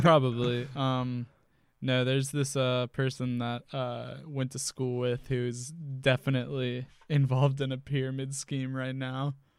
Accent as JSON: {"language": "English", "region": "Georgia", "country": "United States", "tie": "born or raised there", "also_born_or_lived": "Louisiana", "said": "I was raised in Georgia"}